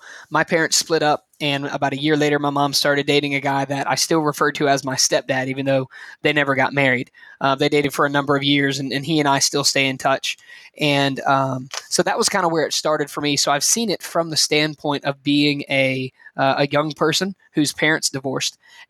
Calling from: Anniston, Alabama, United States; I am joining you guys from the very warm location of Anniston, Alabama, about an hour from Birmingham

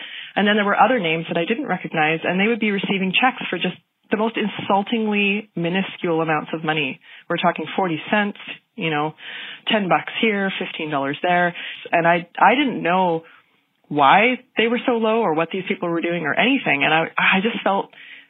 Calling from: Kelowna, British Columbia, Canada; I'm calling from Kelowna, British Columbia, Canada.

